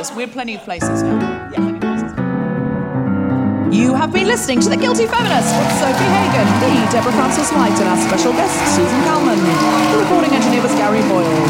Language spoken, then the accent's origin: English; Australia; accent: Australian; if I say it in my original Australian accent